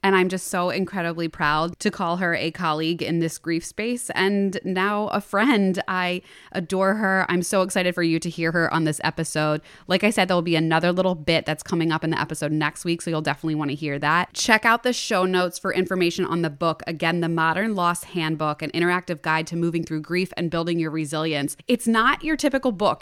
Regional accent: Plymouth Meeting / Lansdale, Pennsylvania, United States; I grew up right outside of there. I, my dad was in East Narratian, so, like, Plymouth Meeting area

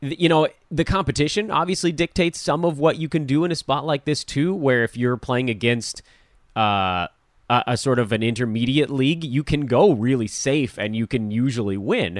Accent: Los Angeles, California, United States; am an Angelino

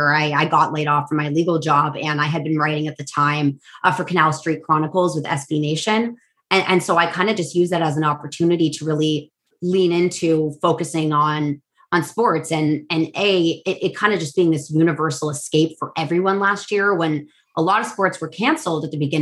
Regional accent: San Mateo, California, United States; now in New Orleans, United States; I'm originally from the Bay Area. I was born in San Mateo

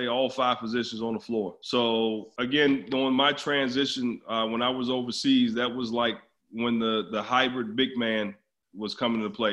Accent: Baltimore, Maryland, United States; now in Orange County, United States; I grew up in Baltimore

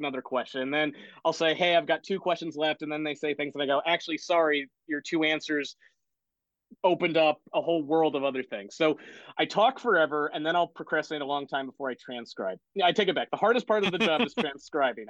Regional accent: Connecticut, United States; I grew up in Connecticut for the most part

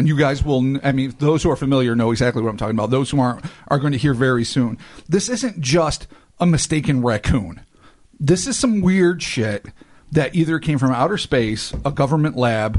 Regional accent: United States; We're American.

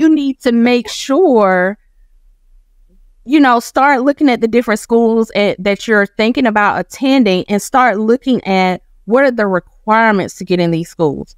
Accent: Macon, Georgia, United States; I'm from Macon, Georgia. My mom graduated from Northeast High School. I did too

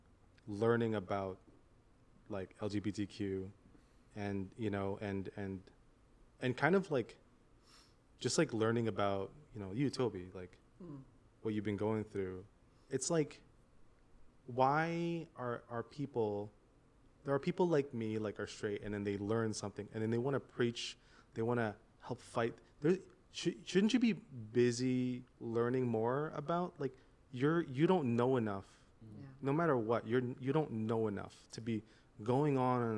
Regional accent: Canada; moved away; growing up in Canada after like from 13 and up

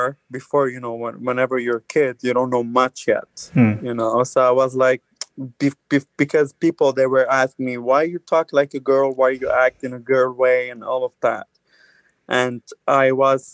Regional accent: Lebanon; moved away as an adult; now in Canada; I'm born and raised in Lebanon, but I'm originally Armenian.

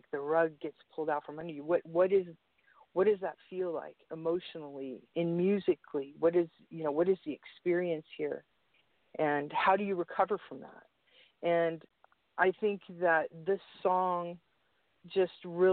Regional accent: San Francisco, California, United States; I grew up in the Mission in San Francisco

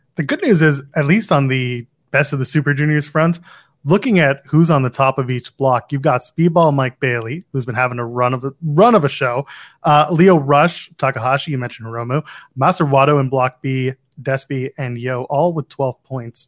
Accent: Ottawa, Ontario, Canada; moved away as an adult; now in Toronto, Canada; there, it's my hometown

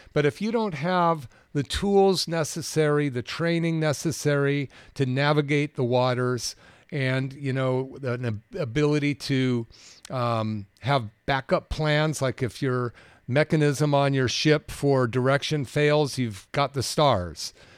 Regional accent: Bay Area, California, United States; growing up in the Bay Area

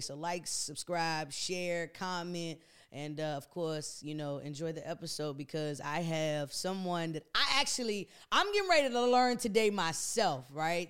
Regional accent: DC metropolitan area, United States; me being a product of the D M V area, mo-, mainly D C and then P G County

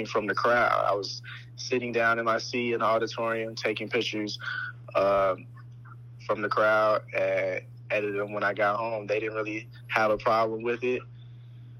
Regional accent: Chicago, Illinois, United States; born and raised in Chicago, all 21 years of my life.

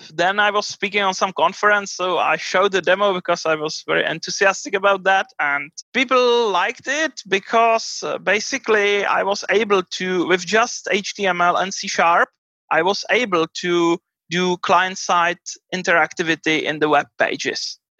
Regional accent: Prague, Czechia; I'm from Prague in Czech Republic.

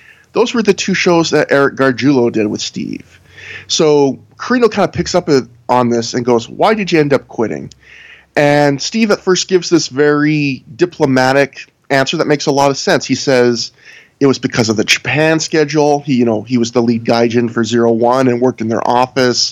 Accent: Canada; I'm Canadian

